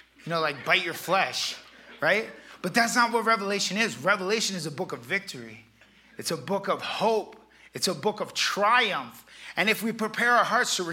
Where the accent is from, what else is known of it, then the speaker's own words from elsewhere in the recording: Florida, United States; I'm from Florida